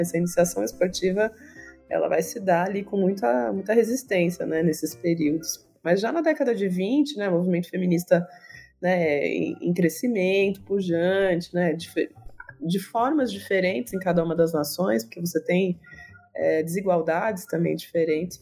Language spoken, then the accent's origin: Portuguese; Campinas, São Paulo, Brazil; eu sou campineira